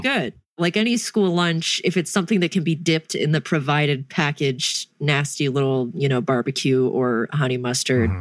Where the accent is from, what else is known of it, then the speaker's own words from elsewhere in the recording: North Carolina, United States; I'm from North Kakalaki